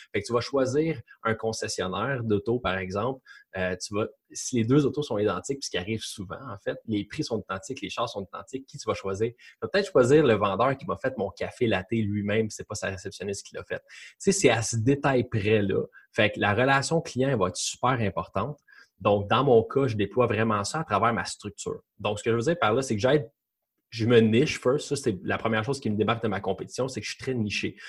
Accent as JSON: {"language": "French", "region": "Quebec", "country": "Canada", "said": "je suis québécois"}